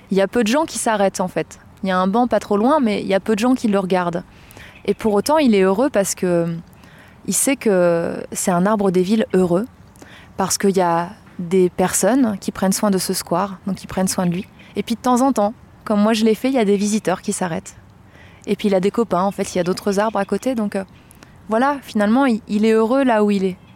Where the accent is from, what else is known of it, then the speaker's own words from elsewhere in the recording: Blois, Centre-Val de Loire, France; dans la ville de Blois, dans le Loir-et-Cher, qui est ma ville natale.